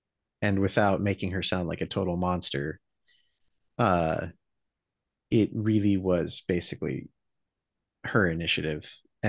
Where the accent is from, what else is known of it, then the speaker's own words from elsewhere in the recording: Philippines; We had my wife Amanda and I grew up in the Philippines together, and so we had a full lechon.